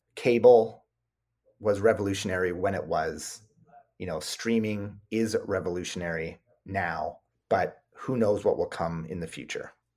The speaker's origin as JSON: {"language": "English", "country": "Canada", "said": "we're Canadian"}